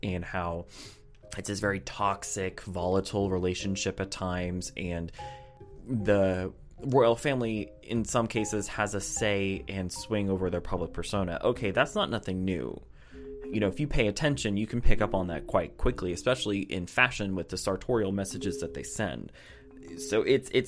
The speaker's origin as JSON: {"language": "English", "country": "United States", "said": "I'm just an American"}